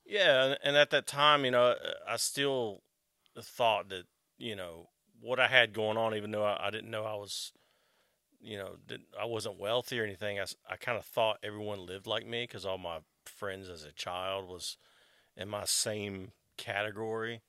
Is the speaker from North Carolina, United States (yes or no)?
yes; Wake Forest, North Carolina, United States; also born or lived in Morehead City, Carteret County, North Carolina / Raleigh, North Carolina; I pretty much grew up in Wake Forest.